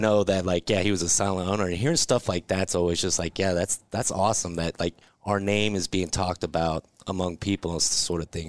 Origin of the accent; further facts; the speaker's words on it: Lincoln, Nebraska, United States; also born or lived in Georgia; now in Omaha, United States; I'm from Lincoln originally